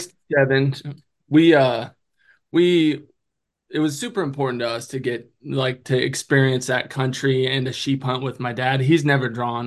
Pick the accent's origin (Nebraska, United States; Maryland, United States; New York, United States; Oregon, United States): Oregon, United States; moved away; also born or lived in Colorado; I'm from Oregon